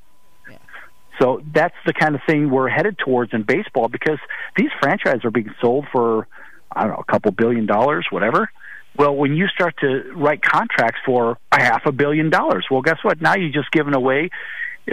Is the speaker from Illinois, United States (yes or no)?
yes; Chicago, Illinois, United States; growing up in Chicago